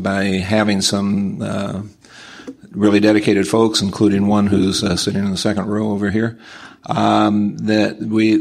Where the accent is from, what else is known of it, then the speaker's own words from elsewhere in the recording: Nebraska, United States; I'm from Nebraska